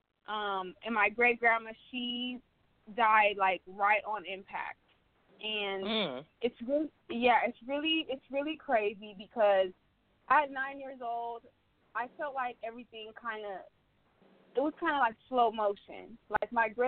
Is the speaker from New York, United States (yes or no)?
no; Arizona, United States; I am from Arizona originally.